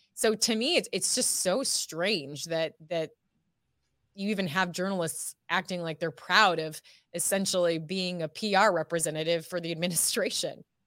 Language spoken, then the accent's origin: English; Ohio, United States; moved away as an adult; also born or lived in California; now in Texas, United States; I'm from, born and raised in Ohio